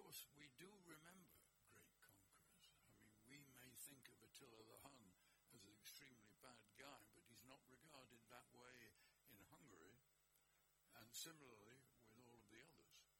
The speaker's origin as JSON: {"language": "English", "town": "Manchester", "region": "North West England", "country": "United Kingdom", "tie": "born or raised there", "said": "I was born in Manchester in the basement of a hospital"}